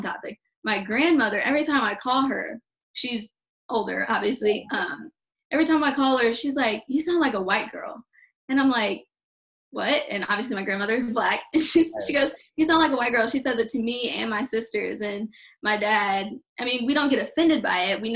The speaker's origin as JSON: {"language": "English", "country": "United States"}